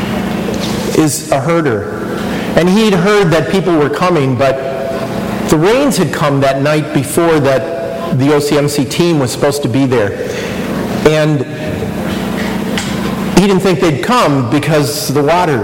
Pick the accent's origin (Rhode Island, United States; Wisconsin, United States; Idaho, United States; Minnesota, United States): Wisconsin, United States; moved away as an adult; also born or lived in East Coast; now in Kansas City, United States; I was born in the Midwest. I grew up in Wisconsin